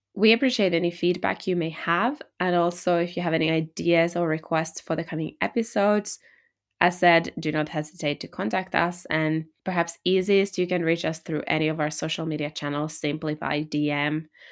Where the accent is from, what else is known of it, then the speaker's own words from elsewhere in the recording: Finland; I come from Finland